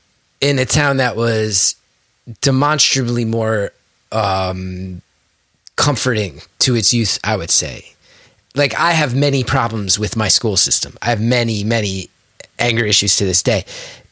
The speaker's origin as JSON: {"language": "English", "town": "West Orange", "region": "New Jersey", "country": "United States", "tie": "born or raised there", "said": "I grew up in West Orange"}